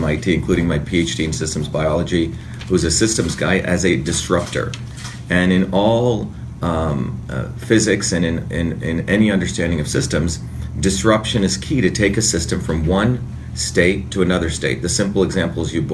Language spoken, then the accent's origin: English; India; moved away; I was politicized as a five-year-old kid growing up in India.